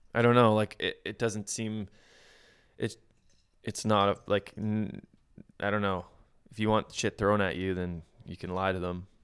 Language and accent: English; outside of Winnipeg, Manitoba, Canada; I grew up just outside of Winnipeg.